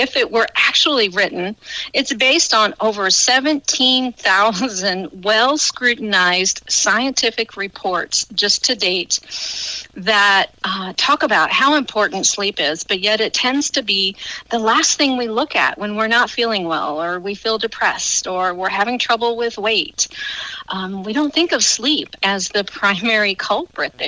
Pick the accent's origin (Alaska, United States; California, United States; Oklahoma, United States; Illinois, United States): Illinois, United States; Benton; moved away as an adult; now in Cobden, United States; I am originally from Benton, Illinois. I lived there for almost 50 years